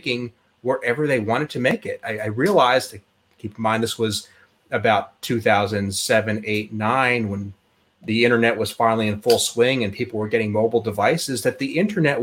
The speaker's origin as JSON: {"language": "English", "region": "Pennsylvania", "country": "United States", "tie": "born or raised there", "also_born_or_lived": "Oklahoma", "moved": "as an adult", "said": "I was born in Pennsylvania, grew up there, spent most of my life, and then early on after graduation decided I wanted to move to Oklahoma"}